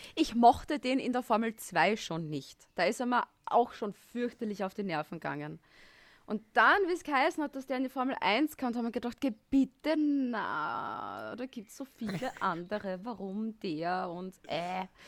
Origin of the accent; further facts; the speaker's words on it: Styria, Austria; now in Vienna, Austria; ich bin Steirerin in Wien und ich wohne neben dem Red Bull Ring eigentlich